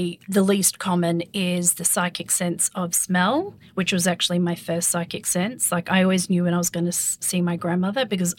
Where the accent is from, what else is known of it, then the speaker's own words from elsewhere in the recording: Perth, Western Australia, Australia; I grew up in Perth